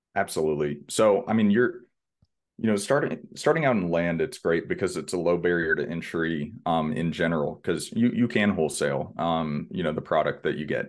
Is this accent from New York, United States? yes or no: no; Houston, Texas, United States; born and raised in Houston, Texas